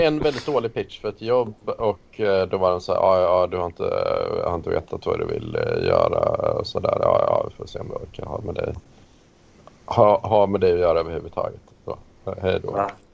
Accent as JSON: {"language": "Swedish", "area": "outside Karlstad", "region": "Värmland", "country": "Sweden", "tie": "born or raised there", "said": "Jag är ju uppvuxen utanför Karlstad"}